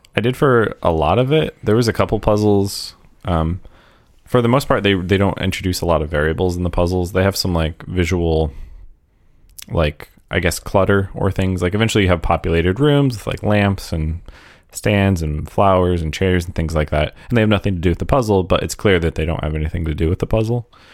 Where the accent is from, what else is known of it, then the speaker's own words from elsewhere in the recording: United States; as an American